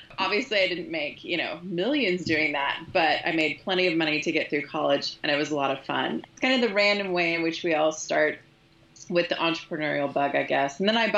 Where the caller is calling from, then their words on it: Kansas City, United States; I'm calling in from Kansas City.